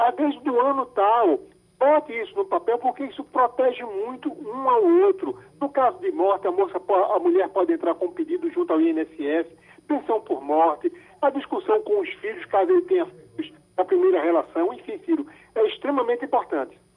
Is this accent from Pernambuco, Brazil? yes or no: yes; Glória do Goitá, Pernambuco, Brazil; moved away; fui em Glória do Goitá, minha, minha terrinha